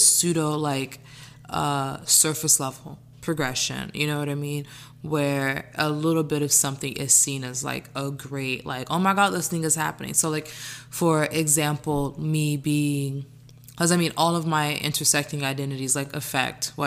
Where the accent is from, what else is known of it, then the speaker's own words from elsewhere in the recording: Orlando, Florida, United States; now in New York City, United States; born and raised in Orlando